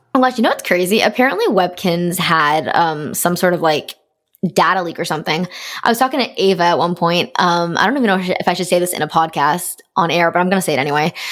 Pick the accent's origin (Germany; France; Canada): Canada; am being Canadian